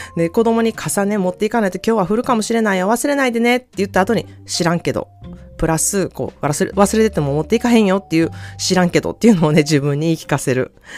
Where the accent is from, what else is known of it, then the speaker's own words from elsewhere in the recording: Osaka, Japan; accent: Osaka dialect (Osaka-ben); 大阪弁が出てきたところで